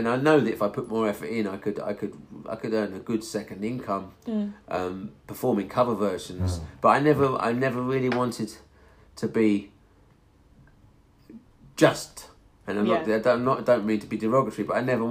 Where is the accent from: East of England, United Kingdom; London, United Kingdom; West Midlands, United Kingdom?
East of England, United Kingdom; Hertfordshire; moved away; also born or lived in Edmonton; when I was growing up in Hertfordshire